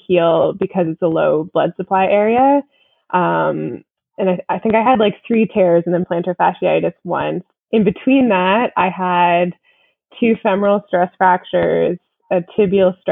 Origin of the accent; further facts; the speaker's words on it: Canada; I am a pro from Canada